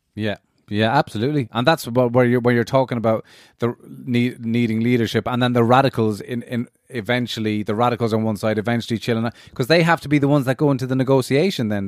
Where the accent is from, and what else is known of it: Ireland